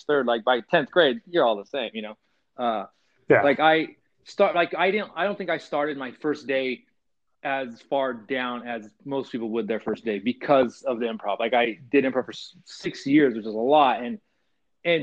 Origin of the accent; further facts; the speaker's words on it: California, United States; growing up in California